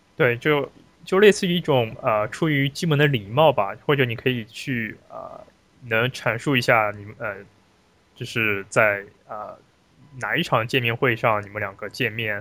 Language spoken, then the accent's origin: Chinese; China; moved away as an adult; now in United States; 作为华人，作为，呃，中国留留学生